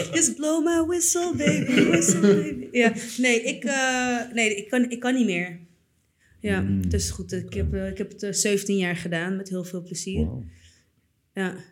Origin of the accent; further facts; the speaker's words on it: Purmerend, North Holland, Netherlands; ik ben opgegroeid in Purmerend